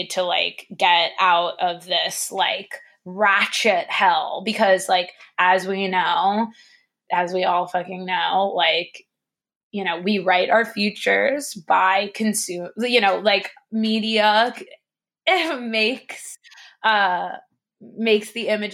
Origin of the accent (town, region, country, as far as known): United States